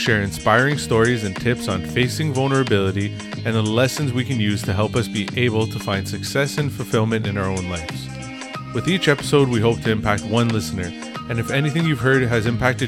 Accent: Toronto, Ontario, Canada; growing up in Toronto, it's a very multicultural city

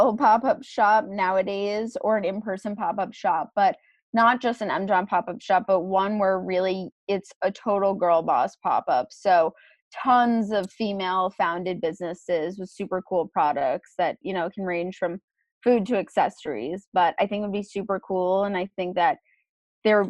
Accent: New York City, New York, United States; also born or lived in Boston; my hometown being New York City

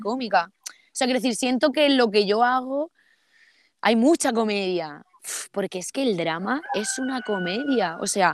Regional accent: Almería, Andalusia, Spain; accent: Andalusian; also born or lived in Seville; yo soy de Almería, pero lo estudié en Sevilla

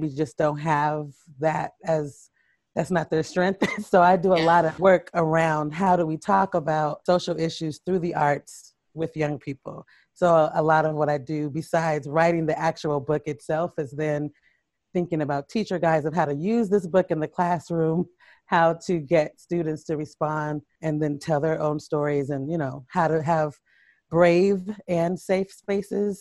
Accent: Portland, Oregon, United States; moved away as an adult; also born or lived in Harlem, New York; now in New York City, United States; I grew up in Portland, Oregon. I live in Harlem, New York

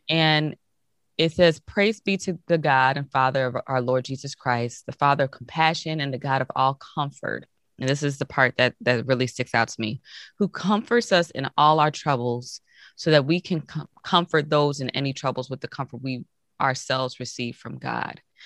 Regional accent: Hazel Crest, Illinois, United States; also born or lived in Iowa City, Iowa / Chicago, Illinois; I was born in Hazelcrest, Illinois. It's a south suburb outside of Chicago

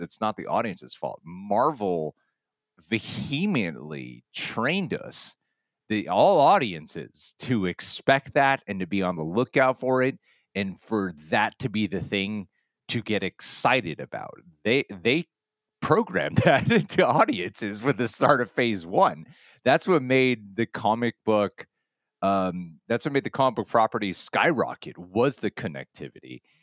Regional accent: United States; being an American

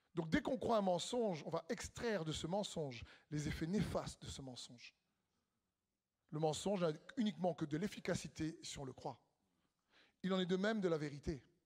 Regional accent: Réunion; on vient de l'île de la Réunion

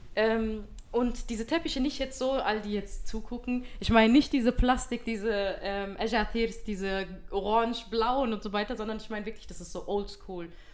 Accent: Germany; dass wir irgendwie hier geboren sind in Deutschland

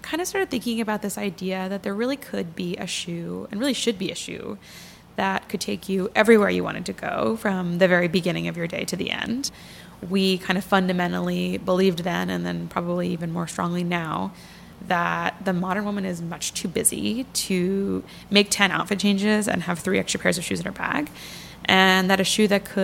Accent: just outside of Philadelphia, Pennsylvania, United States; moved away as an adult; also born or lived in Massachusetts; now in New York, United States; I grew up just outside of Philadelphia

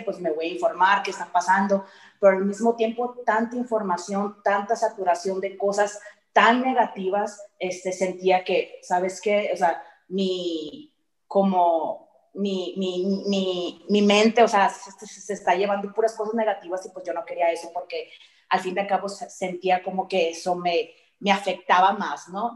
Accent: Sonora, Mexico; moved away; yo soy de Sonora

